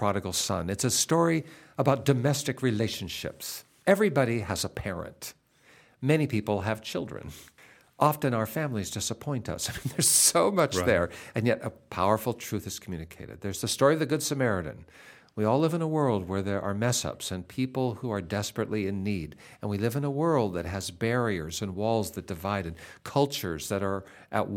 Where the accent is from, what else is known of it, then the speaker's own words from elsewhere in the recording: Seattle, Washington, United States; now in Indiana, United States; Seattle, which is where I grew up, and I grew up near Fisherman's Terminal, Salmon Bay, in a neighborhood called Ballard